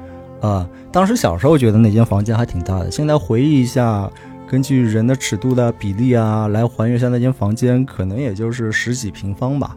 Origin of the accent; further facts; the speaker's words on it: Shanghai, China; 作为一个从小在上海土生土长的上海人